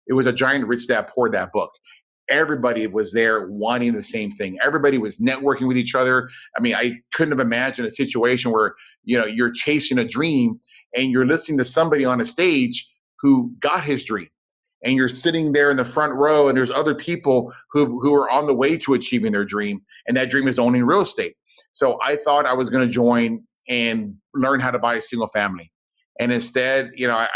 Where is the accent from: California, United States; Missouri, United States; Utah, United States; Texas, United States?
Texas, United States; South; I grew up down in South Texas.